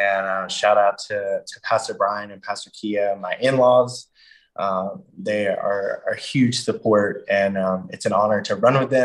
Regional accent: Georgia, United States; I grew up in Georgia

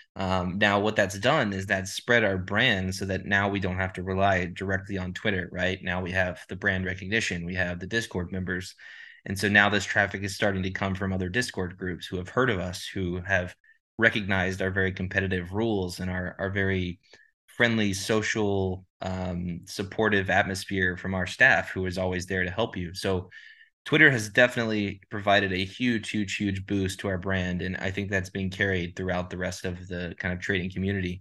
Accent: Dallas, Texas, United States; I'm from Dallas, Texas

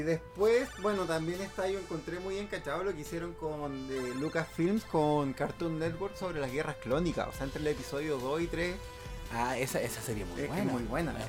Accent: Valparaíso, Chile; also born or lived in Santiago; now in Villa Alemana, Chile; yo soy de acá de Valparaíso eh, y hace un tiempo atrás me vine a vivir a Villa Alemana

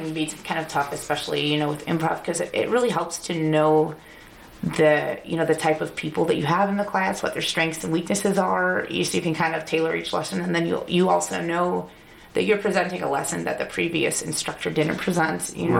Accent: Northwest Indiana, United States; moved away as an adult; now in Chicago, United States; I grew up in Indiana, where it's kind of rural, we have, like, you know, like several acres of land and a pond and, like, horses.

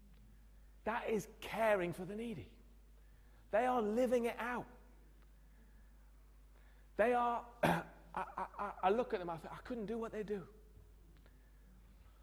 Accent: Newcastle upon Tyne, North East England, United Kingdom; I grew up in Newcastle

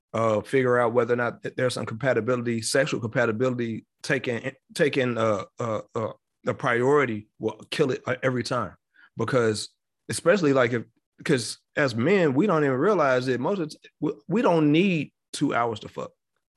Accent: Chicago, Illinois, United States; And then because I'm from the city, I'm from Chicago.

